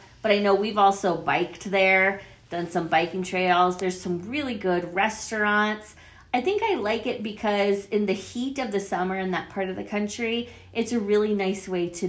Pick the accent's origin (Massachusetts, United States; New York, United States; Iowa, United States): Iowa, United States; moved away; also born or lived in Ohio; I had lived in Ohio almost as long as my hometown in Iowa...